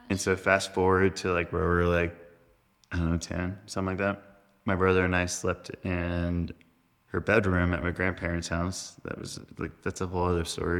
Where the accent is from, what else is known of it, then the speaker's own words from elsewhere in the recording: North Carolina, United States; We Grew up in North Carolina.